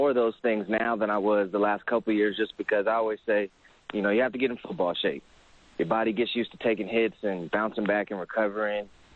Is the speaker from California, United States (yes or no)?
yes; Sacramento, California, United States; a training company based out of my hometown in Sacramento, California